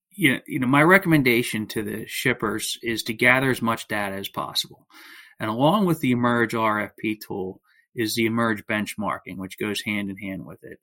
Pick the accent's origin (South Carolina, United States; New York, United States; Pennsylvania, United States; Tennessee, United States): Pennsylvania, United States; outside of Philadelphia; I grew up uh, outside of Philadelphia, Pennsylvania